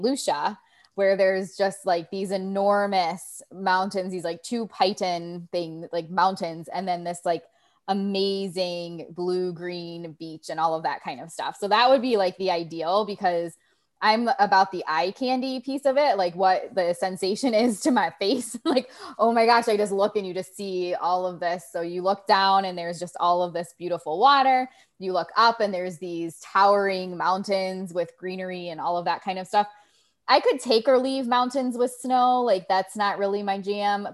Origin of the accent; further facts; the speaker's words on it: Ohio, United States; I grew up with in Ohio